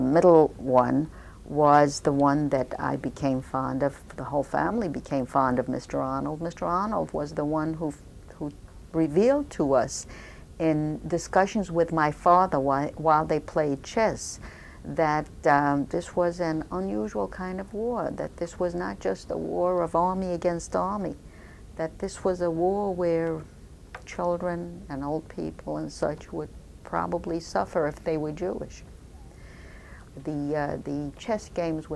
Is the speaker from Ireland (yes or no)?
no; Poland; moved away; born in Ujejowice, Poland on April 16, 1934